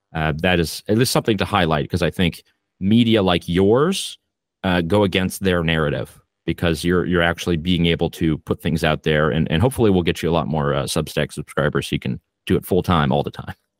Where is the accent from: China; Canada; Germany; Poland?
Canada; I am Canadian